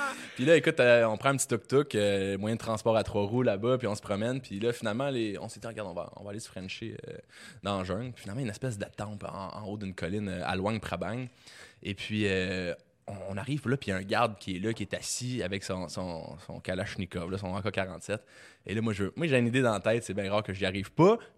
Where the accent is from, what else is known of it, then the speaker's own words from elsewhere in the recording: Quebec, Canada; je viens du Québec